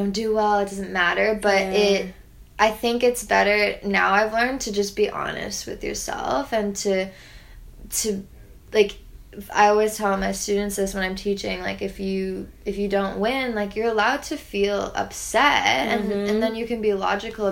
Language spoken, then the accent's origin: English; Toronto, Ontario, Canada; growing up in Toronto